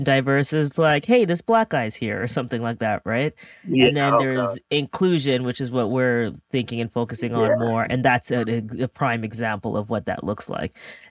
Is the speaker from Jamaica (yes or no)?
yes; Jamaica; I'm the worst Jamaican ever.